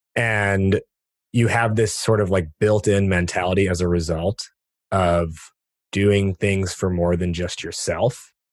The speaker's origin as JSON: {"language": "English", "country": "United States", "tie": "born or raised there", "said": "being born and raised in America"}